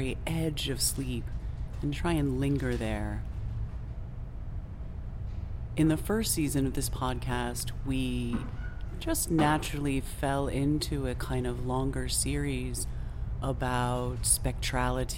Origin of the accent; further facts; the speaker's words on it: New England, United States; also born or lived in Southern California; now in Berlin, Germany; I grew up on the East Coast of the United States, and I am quite familiar with winter. New England winters are quite interesting